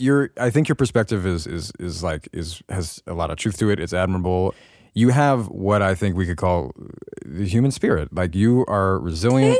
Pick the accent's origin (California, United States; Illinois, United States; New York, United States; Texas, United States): California, United States; Los Angeles; growing up in Hollywood